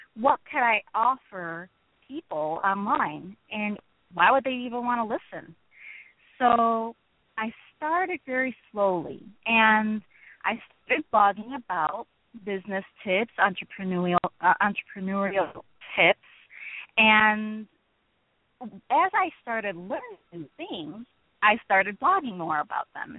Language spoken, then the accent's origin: English; Chicago, Illinois, United States; moved away as an adult; also born or lived in northwest Indiana; now in Indiana, United States; I'm a city girl. I'm from Chicago